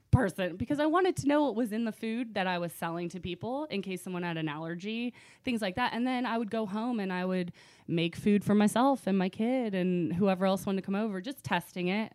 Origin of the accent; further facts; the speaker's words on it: Virginia Beach, Virginia, United States; also born or lived in Rochester, New York / North Carolina; now in Richmond, United States; I grew up in Virginia Beach. Um, loved it when I was, since I was four till about twenty-two